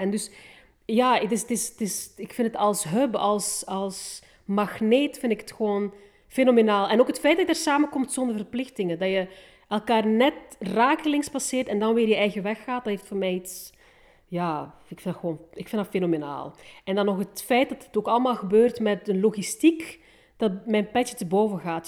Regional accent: Bruges, Flanders, Belgium; also born or lived in Rwanda; ik ben opgegroeid in, in het middeleeuws Brugge

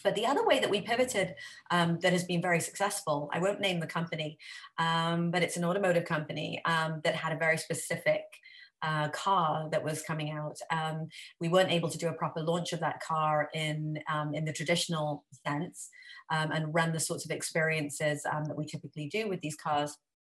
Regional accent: Wales, United Kingdom; moved away as an adult; now in United States; I grew up in Wales I didn't go to college.

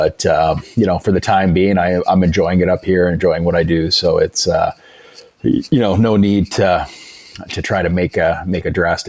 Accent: Canada; now in Alaska, United States; And I was obviously born and raised in Canada

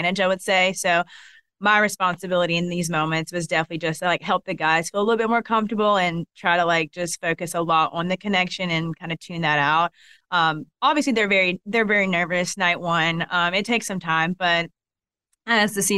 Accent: Columbus, Georgia, United States; accent: Southern; I'm from Columbus, Georgia. So Southern.

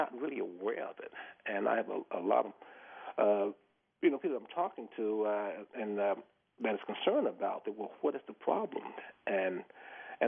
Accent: the South, United States; moved away; I grew up in the South, you know, and I grew up in racism. I went through the whole integration process, you know. I was the first black football player in Florida State

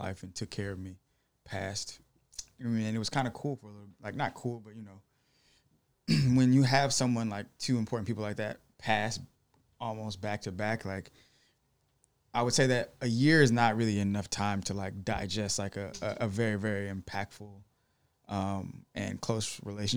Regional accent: Detroit, Michigan, United States; born and raised in Detroit, Michigan

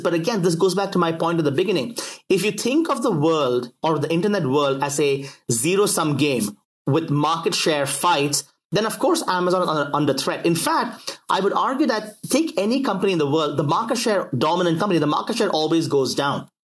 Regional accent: United States

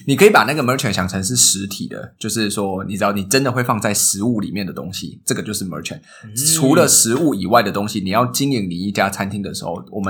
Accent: Tainan, Taiwan; now in Singapore; 我是台南人

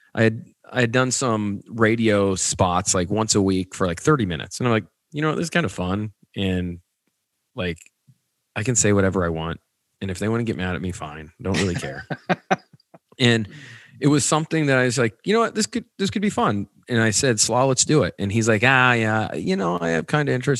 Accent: Nebraska, United States; I'm I'm from Nebraska

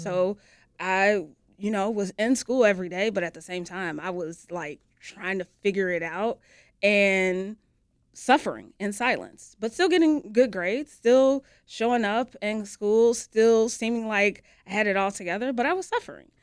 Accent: Chicago, Illinois, United States; I was born here in Chicago

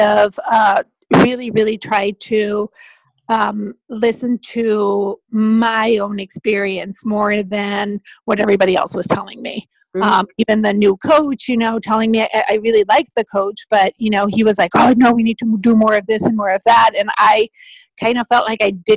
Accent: Mexico; moved away as an adult; also born or lived in Spain; I am originally from Mexico

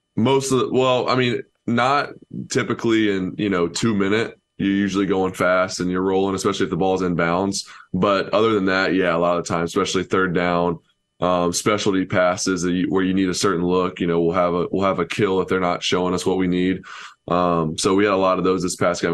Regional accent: Knoxville, Tennessee, United States; I was born in Knoxville

